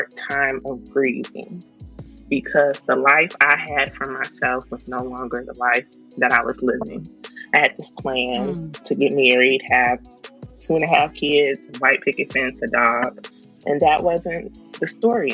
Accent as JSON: {"language": "English", "town": "Chicago", "region": "Illinois", "country": "United States", "said": "I'm from Chicago, Southside."}